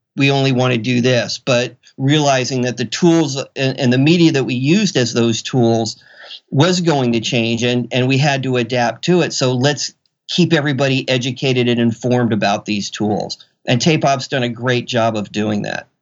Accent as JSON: {"language": "English", "region": "Florida", "country": "United States", "moved": "as an adult", "lives_now": "Seattle, United States", "said": "I came from Florida, and, and to say the least, where I was from was not the technological mecca of the world"}